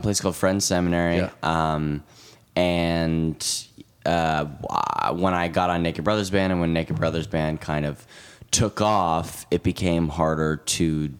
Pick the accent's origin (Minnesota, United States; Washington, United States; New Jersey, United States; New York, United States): New York, United States; New York City; we grew up in New York